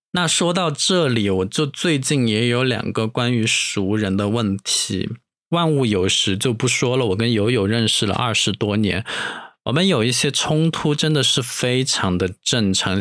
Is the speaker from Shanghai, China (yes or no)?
no; Dujiangyan, Sichuan, China; now in Chengdu, China; 都江堰就是在成都 附近的一个卫星城市，我出生的地方也是我长大的地方